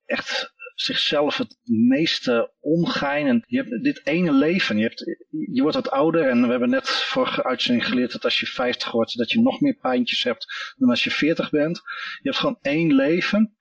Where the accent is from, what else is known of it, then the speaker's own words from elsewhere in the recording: Netherlands; als Nederlander